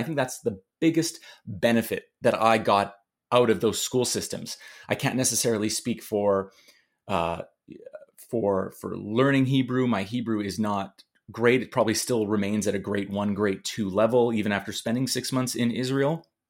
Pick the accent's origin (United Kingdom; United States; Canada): Canada; Montreal, Quebec; I grew up in Montreal and I went for 11 years of Jewish day school. Started with Solomon Schechter and then went to Bialik.